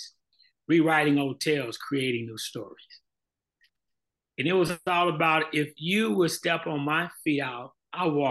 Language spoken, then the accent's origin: English; Montgomery, Alabama, United States; now in Houston, United States; As a young man growing up in Montgomery, Alabama